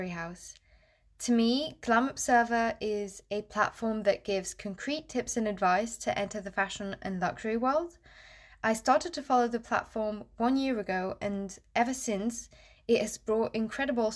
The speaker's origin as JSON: {"language": "English", "country": "France", "said": "I am from France"}